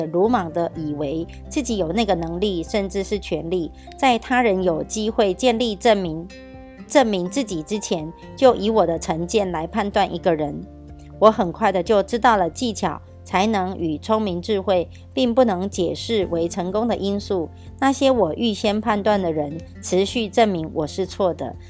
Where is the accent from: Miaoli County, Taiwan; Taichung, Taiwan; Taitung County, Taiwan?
Miaoli County, Taiwan; ，今天要为大家导读的主题是